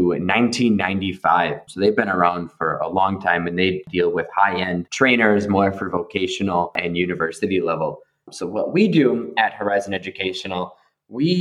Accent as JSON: {"language": "English", "town": "Buffalo", "region": "New York", "country": "United States", "also_born_or_lived": "California", "moved": "yes", "lives_now": "Prague, Czech Republic", "said": "I'm based in Prague, but originally I'm from Buffalo, New York."}